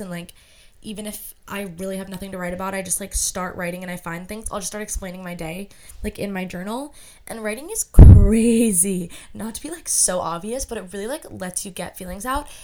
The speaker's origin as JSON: {"language": "English", "country": "United States", "said": "I'm American"}